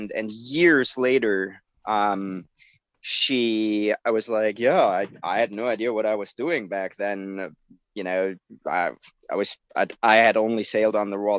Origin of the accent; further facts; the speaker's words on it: Germany; now in United States; From Germany. I moved to the US in 2008.